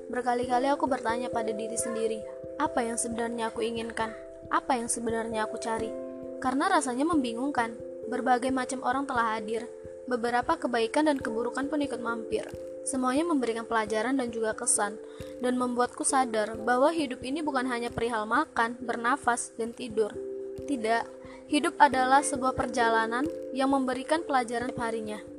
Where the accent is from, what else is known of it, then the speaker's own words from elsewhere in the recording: Aceh, Indonesia; Aku berasal dari Provinsi Aceh. Wow, jauh ya? Iya, ujung ke ujung. Ujung Sumatera ketemu ujung Sumatera.